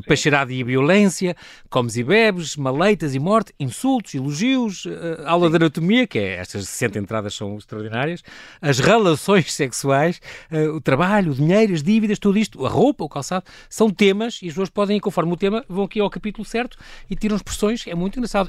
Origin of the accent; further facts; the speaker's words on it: Lisbon, Portugal; accent: Lisbon; nós em Lisboa temos um sotaque tremendo, as pessoas do Alentejo gozam muito como eu falar também